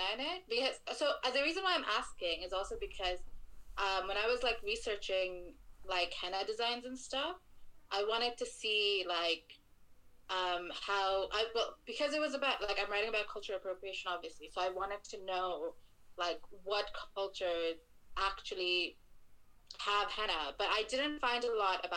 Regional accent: Dhaka, Dhaka Division, Bangladesh; also born or lived in Sylhet, Bangladesh; I had a lot of houses in Bangladesh

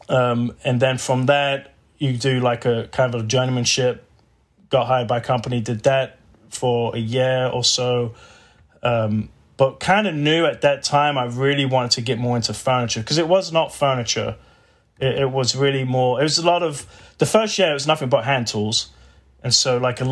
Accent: England, United Kingdom; moved away as an adult; now in Texas, United States; I'm from England

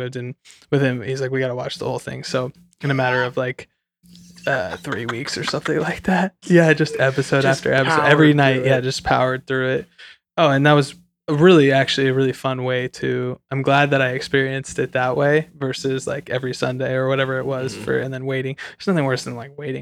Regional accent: Santa Cruz, California, United States; moved away; I grew up in Santa Cruz, California

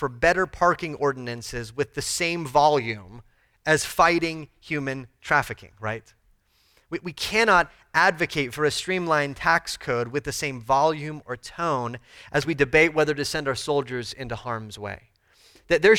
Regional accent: United States; We have a unique kind of push and pull as American citizens

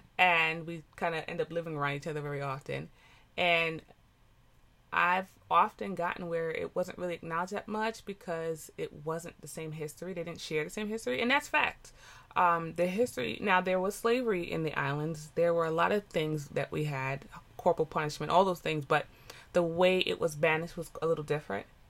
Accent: United States; I am a first generation American. My parents are West Indian, Jamaicans. But I am American

